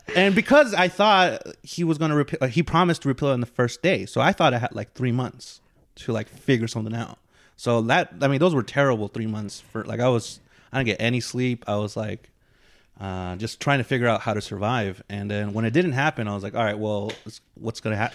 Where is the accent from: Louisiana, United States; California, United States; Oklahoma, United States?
California, United States; the Bay Area; I grew up in the Bay